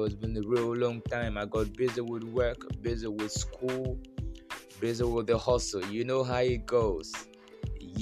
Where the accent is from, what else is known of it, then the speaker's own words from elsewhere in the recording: Nigeria; I'm a Nigerian